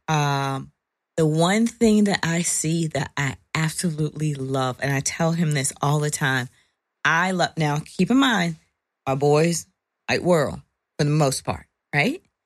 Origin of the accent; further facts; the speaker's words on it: Virginia, United States; moved away; I'm from Virginia